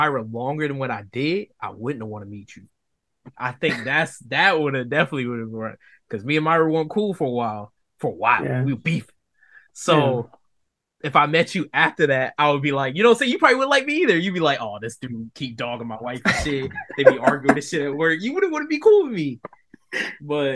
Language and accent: English; the Carolinas, United States; I'm from the Carolinas